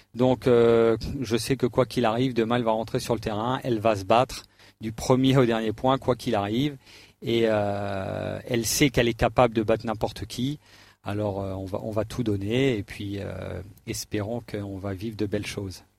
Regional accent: Alsace, Grand Est, France; je suis alsacien

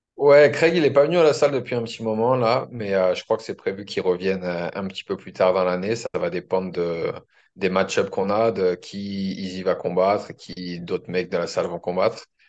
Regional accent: France; moved away as an adult; also born or lived in Australia; now in Auckland, New Zealand; je suis français

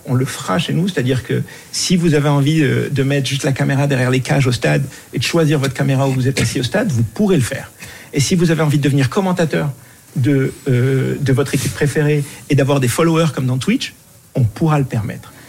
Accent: Morocco; moved away; je, suis du Maroc, j'ai grandi au Maroc

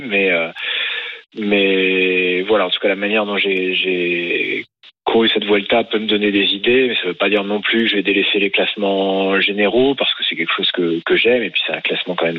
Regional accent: France; quand on est français

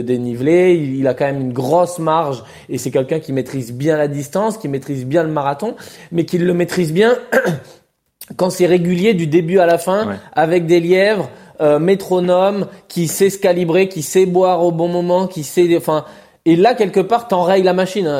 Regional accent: France; en tant que Français

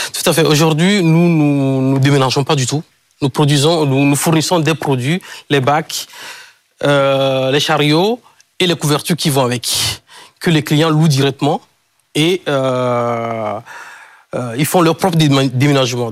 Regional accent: Kpalimé, Plateaux, Togo; je suis d'origine euh, togolaise. Et c'est le nom de ma ville natale, Cloto. En fait, la région s'appelle Cloto. Je suis né à Palimé

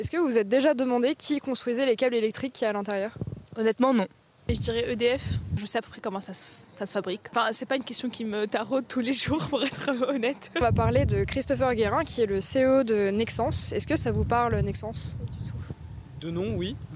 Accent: Tunisia; mais moi, par exemple, je viens de Tunisie et bon, il y a beaucoup de soleil.

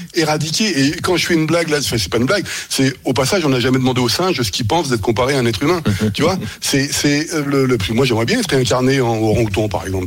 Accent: France; also born or lived in Germany; lorsque j'étais en Allemagne, j'ai été victime de discrimination en tant que Français

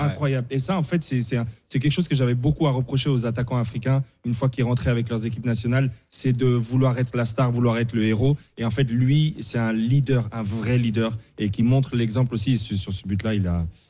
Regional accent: Paris, Île-de-France, France; born or raised there

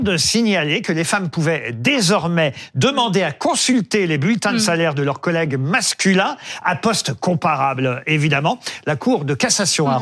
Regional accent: France; chez nous en France

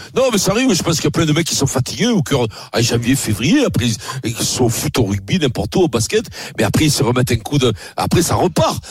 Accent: Italy; moved away; je suis italien

